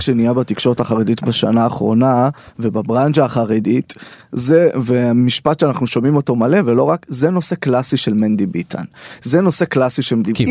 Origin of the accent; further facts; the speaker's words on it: Beit Shemesh, Jerusalem District, Israel; moved away as an adult; now in Tel Aviv, Israel; אני גר אה, בתל אביב וגדלתי בית שמש, ירושלים, על הציר הזה